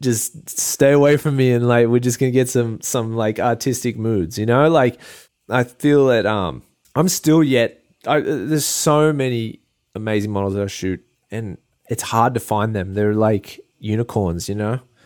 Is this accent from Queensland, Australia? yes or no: no; Port Macquarie, New South Wales, Australia; now in Hawaii, United States; I'm from Port Macquarie, and it's a small town